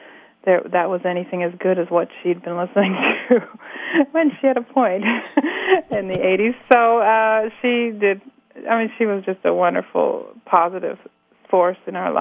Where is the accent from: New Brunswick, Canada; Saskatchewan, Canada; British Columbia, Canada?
British Columbia, Canada; Nanaimo; now in Montreal, Canada; we grew up in Cedar, which was this little tiny farm area south of the sort of mid-sized mill town by the name of Nanaimo that we grew up in.